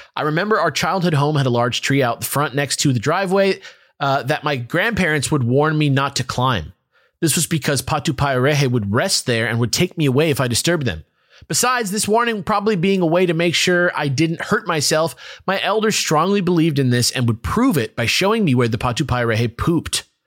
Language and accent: English; United States; as an American